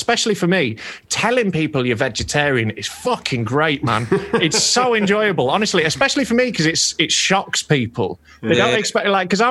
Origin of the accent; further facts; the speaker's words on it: Yorkshire and the Humber, United Kingdom; I'm a Yorkshire boy